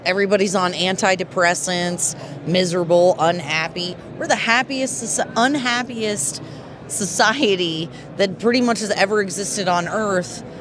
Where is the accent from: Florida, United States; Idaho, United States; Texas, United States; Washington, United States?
Texas, United States; we're from Texas